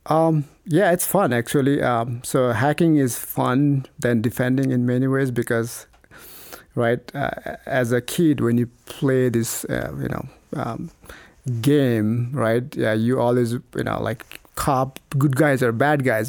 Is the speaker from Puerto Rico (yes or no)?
no; Nepal; moved away as an adult; also born or lived in Idaho, United States / New Mexico, United States; now in United States; growing up in Nepal